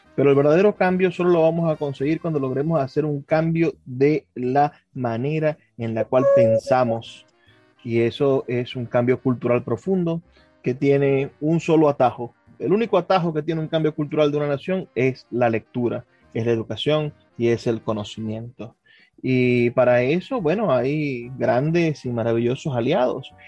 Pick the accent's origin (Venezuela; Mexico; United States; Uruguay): Venezuela; Maracaibo, Zulia; yo soy de Maracaibo